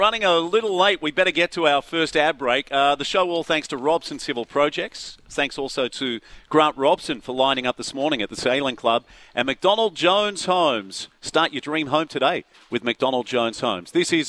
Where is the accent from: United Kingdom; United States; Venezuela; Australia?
Australia; Gold Coast, Queensland; I would love to have done more sailing as a youngster on the Gold Coast at Palm Beach, Currumbin.